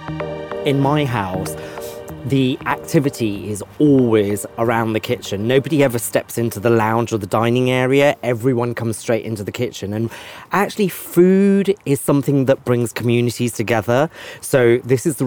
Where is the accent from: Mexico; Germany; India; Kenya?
Kenya; now in United Kingdom; I was born in Kenya